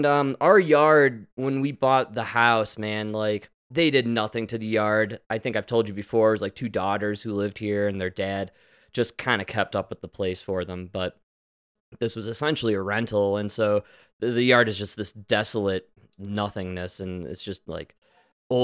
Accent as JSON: {"language": "English", "country": "United States", "said": "Because we're American."}